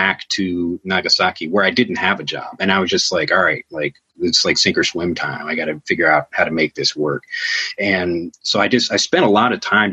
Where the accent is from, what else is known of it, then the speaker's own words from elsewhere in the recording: Chicago, Illinois, United States; moved away as an adult; now in Japan; I'm from Chicago